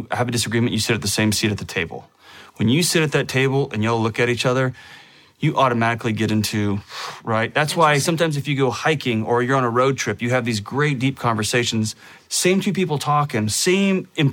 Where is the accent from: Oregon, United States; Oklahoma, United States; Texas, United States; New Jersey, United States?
Texas, United States; I was born in Texas, which is one of the greatest places on earth to live.